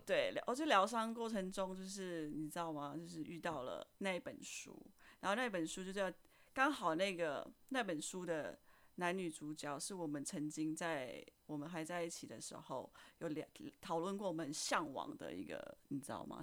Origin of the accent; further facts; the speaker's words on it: Indonesia; moved away as an adult; now in Taiwan; 我来自印尼，然后我在台湾工作了五年了